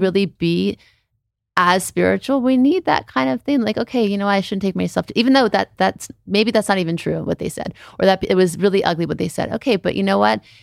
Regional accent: Beverly Hills, California, United States; also born or lived in New Orleans; we moved from New Orleans to Beverly Hills

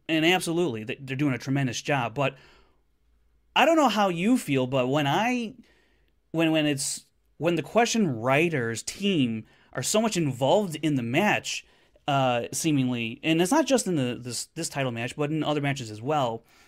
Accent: Chicago, Illinois, United States; Chicago, my hometown.

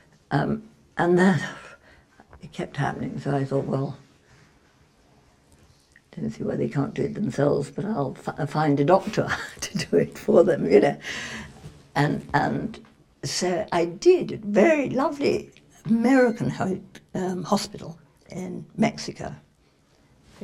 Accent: England, United Kingdom; we're English

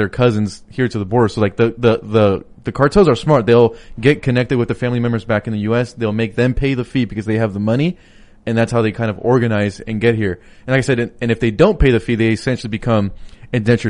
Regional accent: Palmdale, California, United States; moved away; Mark Garcia's district is where my hometown is

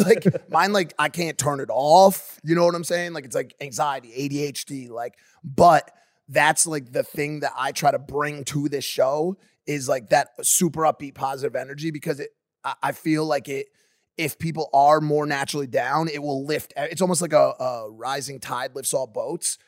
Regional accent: New Haven, Connecticut, United States; I'm from New Haven, Connecticut, the pizza capital of the world

